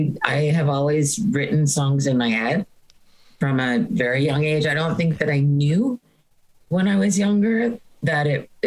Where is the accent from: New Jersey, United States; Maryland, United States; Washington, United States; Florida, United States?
New Jersey, United States; Hoboken; I grew up in Hoboken, and I don't think that any of us at that time, growing up in those years in Hoboken, were very nerdy. It was still, Hoboken was still a very blue collar city